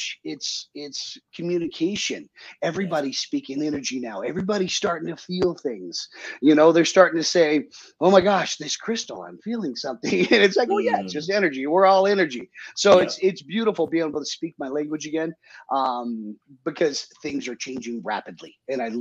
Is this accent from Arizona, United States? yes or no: yes; Phoenix, Arizona, United States; also born or lived in Maui, Hawaii; now in Utah, United States; I grew up in Phoenix, but I traveled extensively and actually ended up in Hawaii